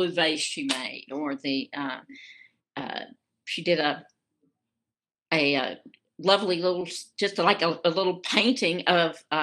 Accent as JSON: {"language": "English", "town": "Birmingham", "region": "Alabama", "country": "United States", "tie": "born or raised there", "said": "I was raised in Alabama, raised in Birmingham"}